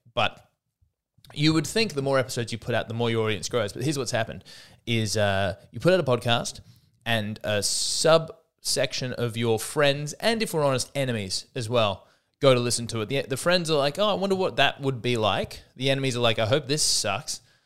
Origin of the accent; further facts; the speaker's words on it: Australia; I'm an Aussie deep down at heart